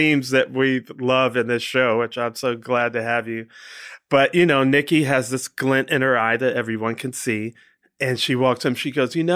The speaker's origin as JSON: {"language": "English", "area": "D.C., Montgomery County", "region": "Maryland", "country": "United States", "tie": "born or raised there", "said": "I grew up in D.C., Montgomery County, Maryland"}